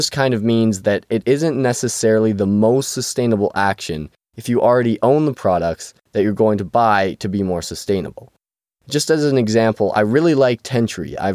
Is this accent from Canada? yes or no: yes; Canada; I'm from Canada